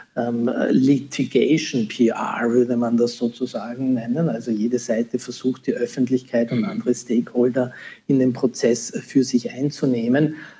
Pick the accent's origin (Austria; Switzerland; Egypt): Austria; hier in, in, meinem Heimatland, in Österreich